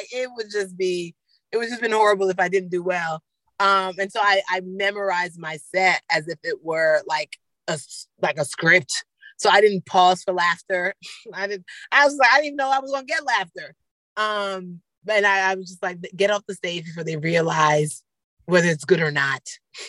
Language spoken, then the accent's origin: English; Nigeria; I can observe it from being a Nigerian, like estate planning with white parents is probably very different than estate planning with Nigerian parents.